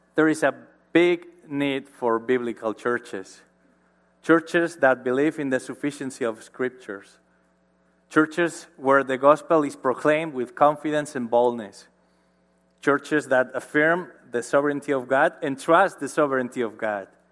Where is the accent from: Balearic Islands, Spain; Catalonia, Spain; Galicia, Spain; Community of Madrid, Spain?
Galicia, Spain; Marín; born or raised there; English is a second language